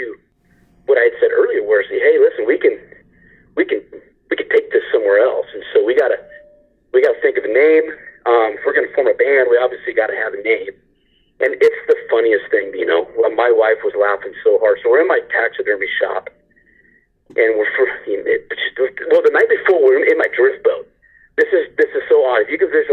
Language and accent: English; Southern Oregon, United States; we're from Southern Oregon